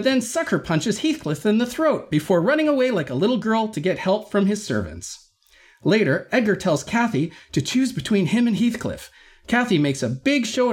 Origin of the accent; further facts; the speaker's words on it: Canada